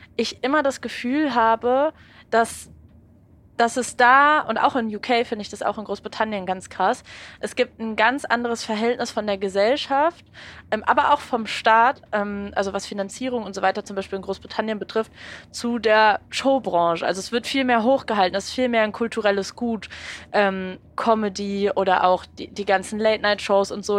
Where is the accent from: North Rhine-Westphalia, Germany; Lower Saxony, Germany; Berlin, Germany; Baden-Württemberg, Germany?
Berlin, Germany; Ich komme aus Berlin und ich bin wirklich, also ich bin nicht rausgekommen von da, wo ich herkomme. Ich komme aus einem Ort und ich habe mich in dem kaum weiter bewegt.